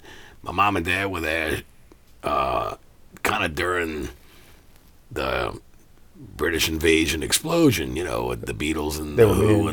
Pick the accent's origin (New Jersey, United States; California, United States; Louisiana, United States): Louisiana, United States; River Ridge; also born or lived in Middlesex, England / San Antonio, Texas / Harahan, Louisiana; I grew up in River Ridge. My parents bought their first house in River Ridge in 1970, and I live in River Ridge now. Yeah. I mean, I've lived around. I've never lived out of state.